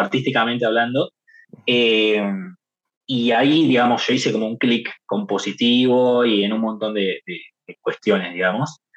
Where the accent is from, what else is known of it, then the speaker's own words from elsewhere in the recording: Boulogne, Buenos Aires Province, Argentina; caminando por Boulogne, en barrio, digamos, ahí en mi pueblo natal